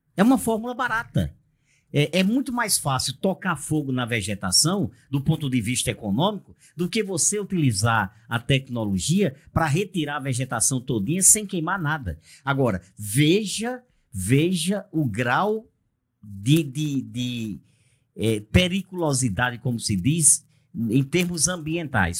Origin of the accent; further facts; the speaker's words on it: Brazil; como brasileiro que sou